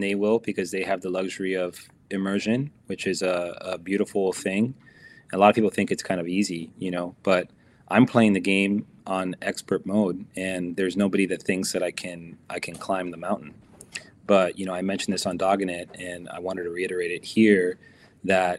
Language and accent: English; United States; as an American player